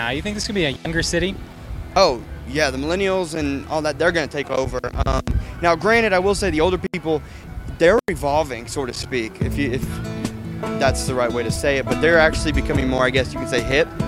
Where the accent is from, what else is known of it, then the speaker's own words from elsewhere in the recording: Texas, United States; moved away; So I came from Texas, and I've only lived here for about a year and a half, but it is so culturally diverse.